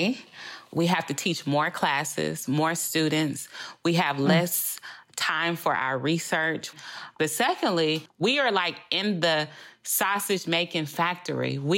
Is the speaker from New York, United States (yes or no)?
no; Louisiana, United States; first language English; I'm from Louisiana, the home of LSU